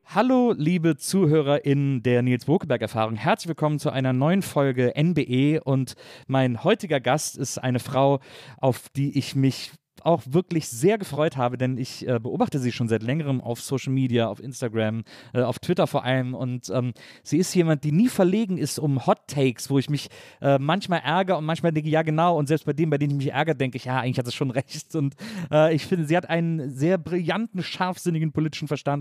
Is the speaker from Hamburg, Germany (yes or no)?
no; Wesseling, North Rhine-Westphalia, Germany; Ich bin ja in Wesseling aufgewachsen